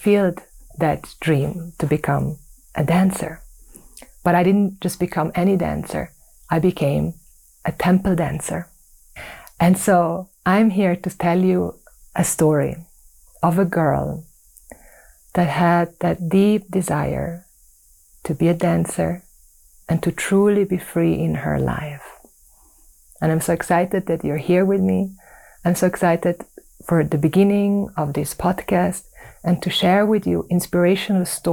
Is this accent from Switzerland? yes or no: yes; Switzerland; growing up in Switzerland